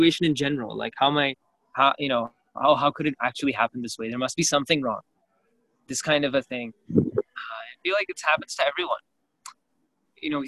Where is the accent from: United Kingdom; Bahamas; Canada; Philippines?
Canada; growing up in Canada